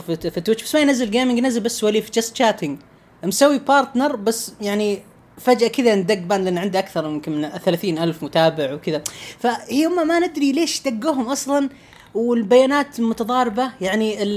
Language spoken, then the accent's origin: Arabic; Saudi Arabia; عندنا في السعوديه